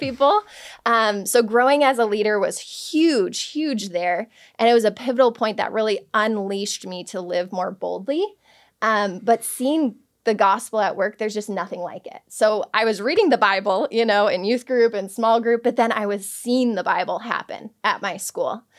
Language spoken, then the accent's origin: English; Palatine, Illinois, United States; my hometown, Palatine, Illinois